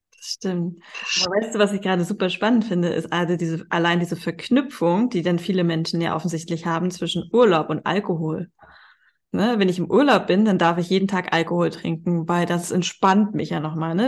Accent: Hamburg, Germany; moved away as an adult; now in Spain; ich komme ja aus Hamburg, also ich, äh, meine Familie wohnt hier noch in Hamburg

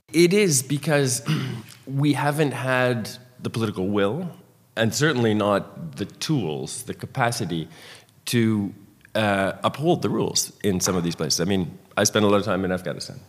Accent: Canada; I, as a former Canadian immigration minister

